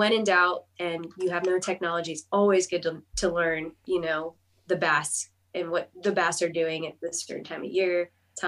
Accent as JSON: {"language": "English", "town": "Los Angeles", "region": "California", "country": "United States", "moved": "as an adult", "lives_now": "Athens, United States", "said": "I'm from like Los Angeles, California"}